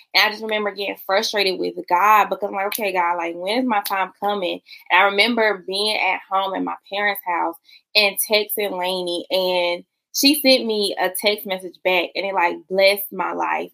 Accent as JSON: {"language": "English", "region": "South Carolina", "country": "United States", "said": "I'm from South Carolina, child. So how I say mother it's gonna sound real different than how you say"}